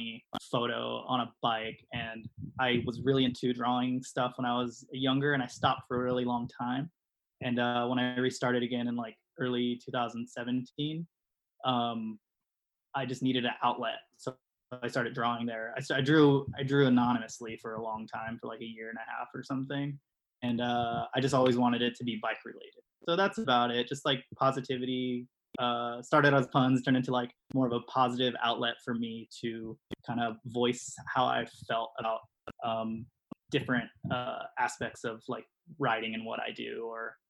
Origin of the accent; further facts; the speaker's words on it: San Diego, California, United States; also born or lived in Bakersfield, California; I moved here when I was really young with my family. Probably about 10 years old